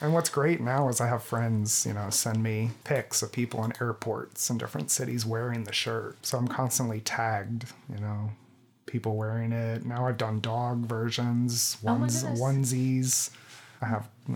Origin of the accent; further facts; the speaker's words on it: Bradenton, Florida, United States; I grew up in Bradenton.